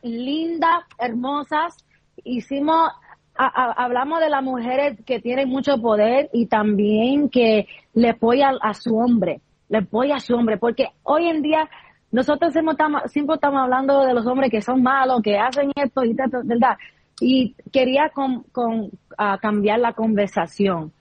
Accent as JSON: {"language": "Spanish", "region": "New York", "country": "United States", "said": "soy de Nueva York"}